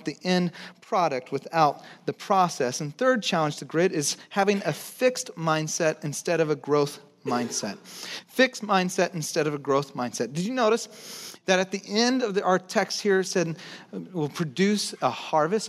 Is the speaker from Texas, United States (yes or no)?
yes; Texas, United States; I'm from Texas, so I say hill